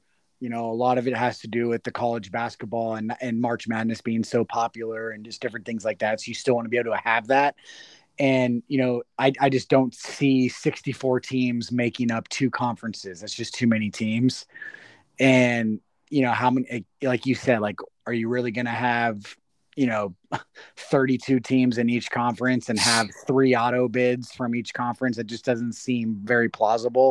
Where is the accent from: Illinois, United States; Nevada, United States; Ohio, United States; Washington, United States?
Nevada, United States; Las Vegas; I'm from Vegas